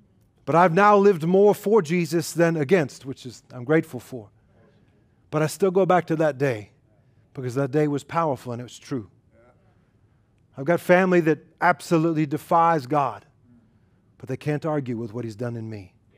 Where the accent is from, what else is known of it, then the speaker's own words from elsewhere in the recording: New York, United States; And I grew up in New York, and so I appreciated his loudness, but his language that went along with it.